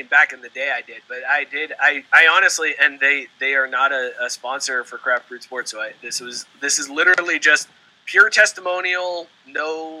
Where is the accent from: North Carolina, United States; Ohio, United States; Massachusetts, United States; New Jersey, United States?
Ohio, United States; northern; moved away as an adult; now in Cincinnati, United States; I grew up in North Ohio.